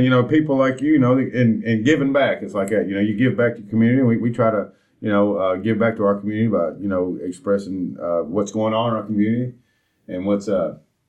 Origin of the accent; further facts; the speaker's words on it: Nashville, Tennessee, United States; You know, we're from Nashville